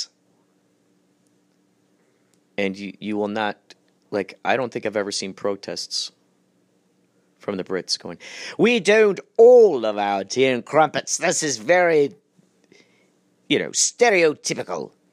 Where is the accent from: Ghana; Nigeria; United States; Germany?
Germany; I'm German